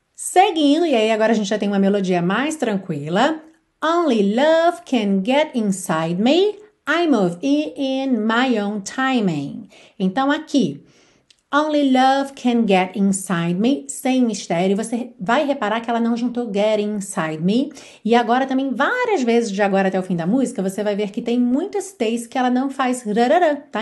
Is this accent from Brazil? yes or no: yes; Brazil; nós brasileiros